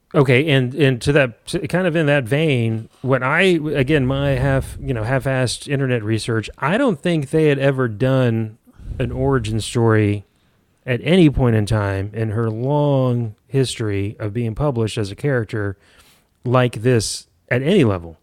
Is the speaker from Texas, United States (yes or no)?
yes; San Antonio, Texas, United States; growing up in San Antonio